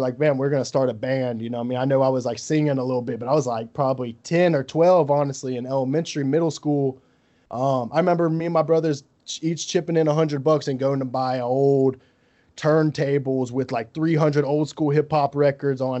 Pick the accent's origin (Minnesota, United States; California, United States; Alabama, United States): Alabama, United States; Gulf Shores; moved away as an adult; now in Baton Rouge, United States; I'm from Gulf Shores, Alabama, man. I'm from the Gulf Coast.